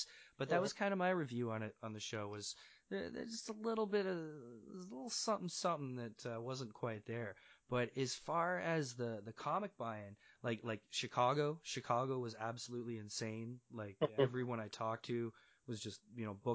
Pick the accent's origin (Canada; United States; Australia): Canada; Toronto, Ontario; here in my hometown